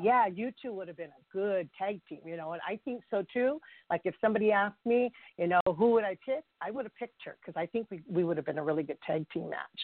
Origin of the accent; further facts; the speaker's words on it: California, United States; also born or lived in Hawaii / Chavez Ravine, Los Angeles; I am born and raised in California. I'm a native Californian